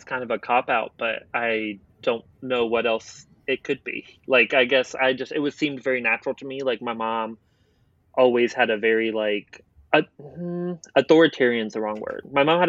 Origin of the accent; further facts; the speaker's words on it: Portsmouth, Virginia, United States; born there; So I was born in Portsmouth, Virginia, but my mom was in the Navy. So I moved around a lot.